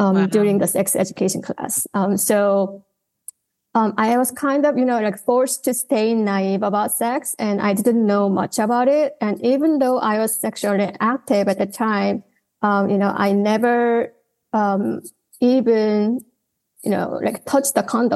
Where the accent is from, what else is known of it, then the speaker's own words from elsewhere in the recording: Seoul, South Korea; also born or lived in Austin, Texas, United States; I was born and raised here in Seoul, Korea, in a very typical, very conservative family.